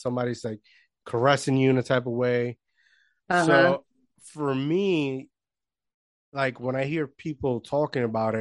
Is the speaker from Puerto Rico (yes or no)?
yes; Puerto Rico; I grew up in Puerto Rico, right? I grew up in small town, not a lot of hope